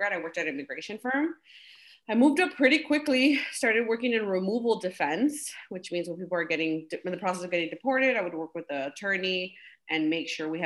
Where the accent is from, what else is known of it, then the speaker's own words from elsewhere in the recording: Cicero, Illinois, United States; also born or lived in Pilsen, Chicago; I grew up in Cicero, Illinois, born and raised there.